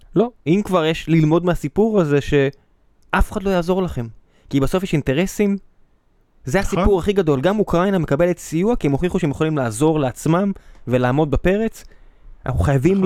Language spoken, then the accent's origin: Hebrew; Israel